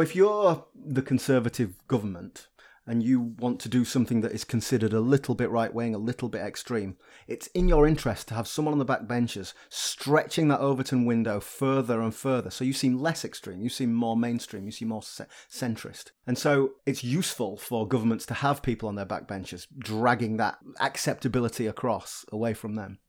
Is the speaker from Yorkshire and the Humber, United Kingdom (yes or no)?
yes; Yorkshire and the Humber, United Kingdom; I grew up in Yorkshire